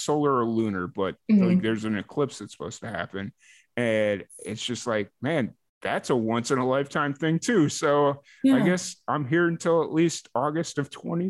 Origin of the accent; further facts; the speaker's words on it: Chicago, Illinois, United States; moved away as an adult; now in Waco, United States; Yeah, I'm in Waco, Texas, but I'm originally from Chicago.